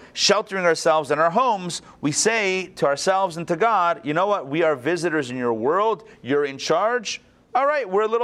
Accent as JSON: {"language": "English", "town": "Pittsburgh", "region": "Pennsylvania", "country": "United States", "tie": "born or raised there", "also_born_or_lived": "Crown Heights (the Berg)", "first_language": "English", "moved": "as an adult", "lives_now": "Atlanta, United States", "said": "where I grew up in Pittsburgh"}